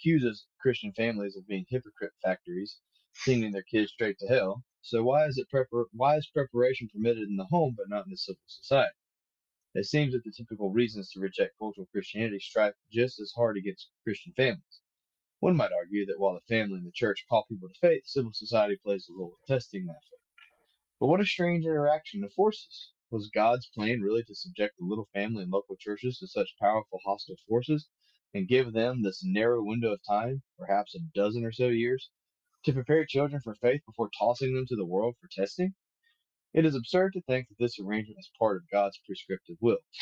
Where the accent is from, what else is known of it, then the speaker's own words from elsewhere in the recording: the American South, United States; as Southerners ourselves